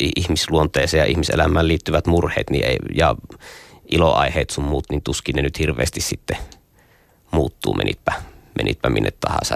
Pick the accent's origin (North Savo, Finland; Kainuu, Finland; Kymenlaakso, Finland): North Savo, Finland; Nilsiä; mä oon pieneltä kylältä Jumalan selän takkaa kotoisin